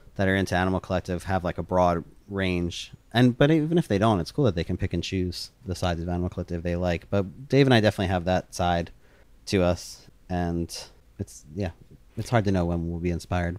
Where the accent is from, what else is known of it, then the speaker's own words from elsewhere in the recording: outside of Philadelphia, Pennsylvania, United States; the mall I grew up going to outside of Philadelphia